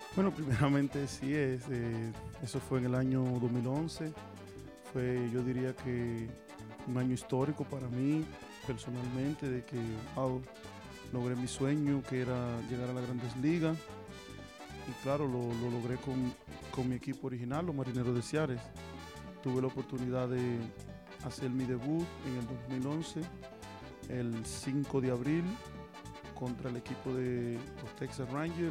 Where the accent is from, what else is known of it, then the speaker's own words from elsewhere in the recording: Yaguate, San Cristóbal, Dominican Republic; also born or lived in Tampa, United States; soy dominicano, de allá de la provincia de San Cristóbal, del municipio de Yaguate. Ahí soy, soy nacido y criado y sigo viviendo allá todavía